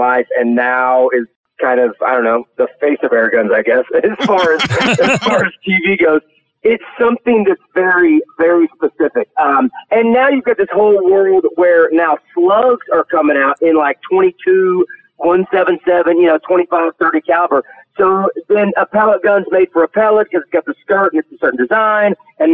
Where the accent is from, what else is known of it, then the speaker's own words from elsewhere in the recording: Arkansas, United States; I grew up hunting, I'm from Arkansas